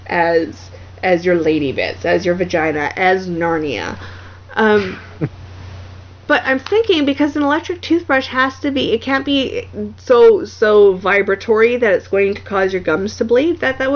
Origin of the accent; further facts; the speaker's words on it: Canada; accent: Canuckistani; my crazy Kanakistani accent